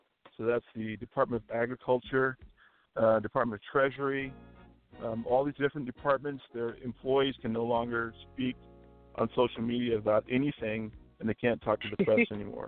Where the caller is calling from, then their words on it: California, United States; I'm calling from Regina, California.